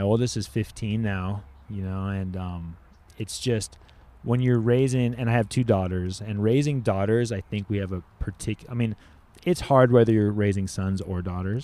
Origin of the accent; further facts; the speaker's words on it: Laguna Beach, California, United States; also born or lived in Oxnard; I grew up surfing in Orange County